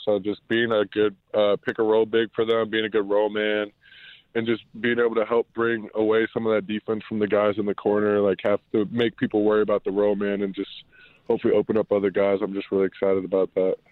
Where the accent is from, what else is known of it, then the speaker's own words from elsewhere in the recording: Cincinnati, Ohio, United States; moved away; I grew up, I'm from Cincinnati